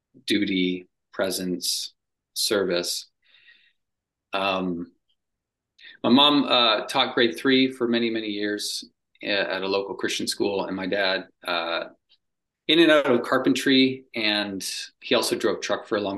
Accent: Cambridge, Ontario, Canada; moved away as an adult; I grew up in Cambridge, Ontario, Canada.

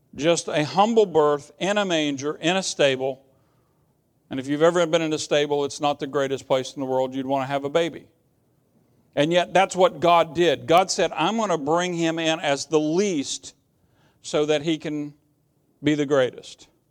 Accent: United States; I'm an American

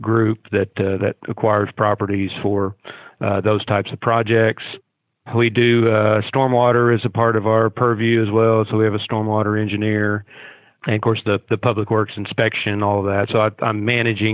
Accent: Pocahontas, Arkansas, United States; also born or lived in Springdale, Arkansas; now in Fayetteville, United States; I'm originally from Northeast Arkansas, grew up in Pocahontas was my hometown, but came over to Fayetteville to go to school here.

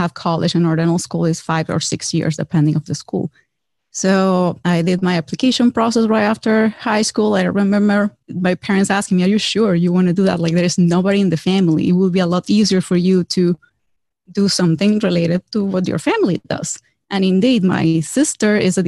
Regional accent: Venezuela; English is a second language; moved away as an adult; now in United States; I'm actually originally from Venezuela

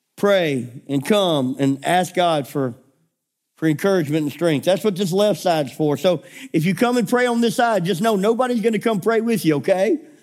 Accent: United States; we are so American in our mindset

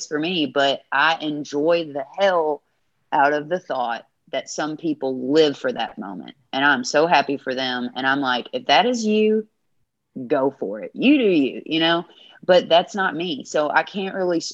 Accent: the South, United States; As a queer woman in the genre I am and from the South

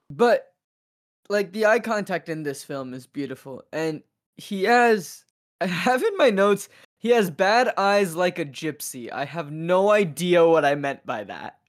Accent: Seattle, Washington, United States; moved away; I'm from Seattle

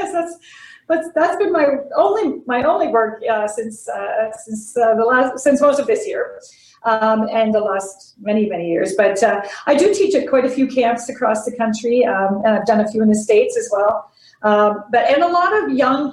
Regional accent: Ottawa Valley, Ontario, Canada; I grew up in the Ottawa Valley in my first few years of life

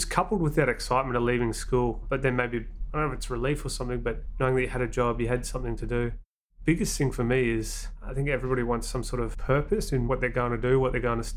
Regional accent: Australia; also born or lived in New Zealand; 7 years in New Zealand, 14 years in Australia

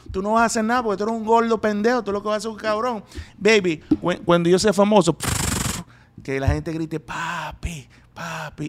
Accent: Venezuela; moved away; yo soy venezolano

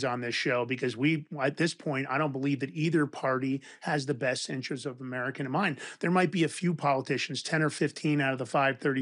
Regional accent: New York City, New York, United States; also born or lived in Westchester County, New York; I grew up in Fordham Road in the Bronx and then Westchester County

